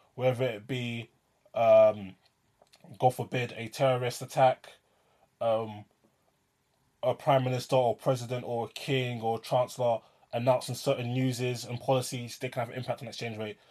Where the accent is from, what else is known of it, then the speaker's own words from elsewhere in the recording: London, United Kingdom; I'm a Londoner living in London